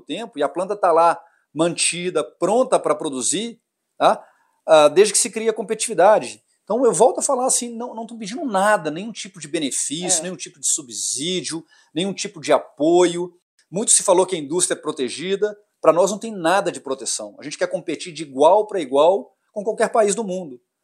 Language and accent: Portuguese; Minas Gerais, Brazil; Eu sou mineiro